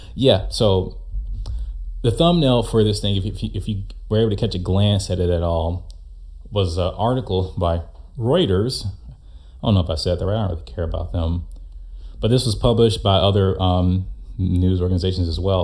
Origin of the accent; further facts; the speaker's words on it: United States; as an American